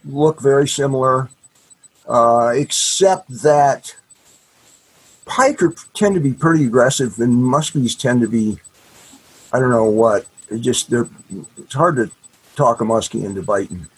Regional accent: the Midwest and Minnesota, United States; I grew up fishing lakes in the Midwest and, and up in Minnesota

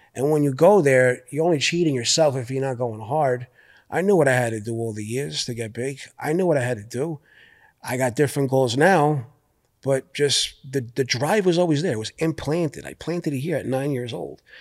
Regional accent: New York City, New York, United States; I'm from Brooklyn

